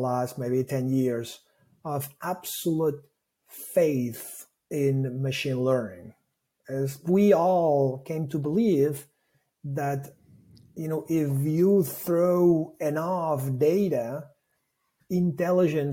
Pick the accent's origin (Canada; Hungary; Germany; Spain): Spain; Barcelona, Catalonia; first language Catalan; English is a second language; I am from Barcelona. So my mother tongue is Catalan.